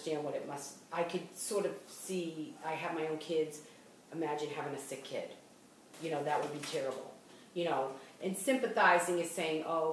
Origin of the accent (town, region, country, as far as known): Boston, Massachusetts, United States; accent: Boston; moved away